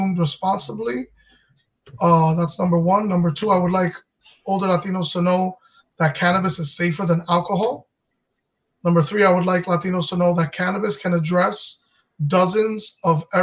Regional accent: New York, United States; moved away as an adult; now in New Jersey, United States; I grew up in the Heights, but I'm in Jersey now

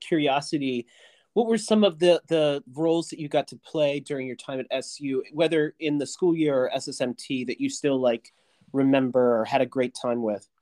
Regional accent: Connellsville, Pennsylvania, United States; I'm from Connellsville, Pennsylvania

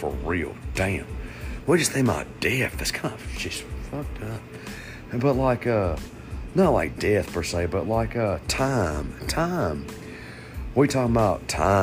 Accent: Georgia, United States; I'm American. I'm from Georgia

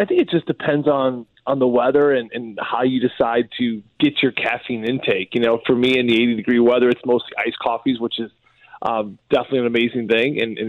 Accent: Sunset Hills, Missouri, United States; moved away; also born or lived in Scottsdale, Arizona; I grew up in Sunset Hills in St. Louis, where everyone's kind of blue collar and wears their Levi's.

